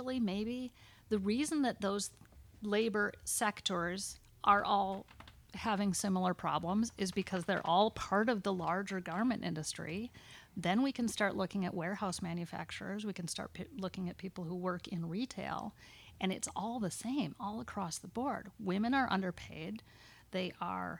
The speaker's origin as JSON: {"language": "English", "country": "United States", "tie": "born or raised there", "said": "As a woman growing up in America"}